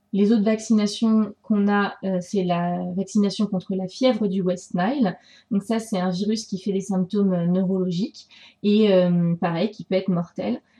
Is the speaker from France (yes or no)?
yes; France; chez nous, en France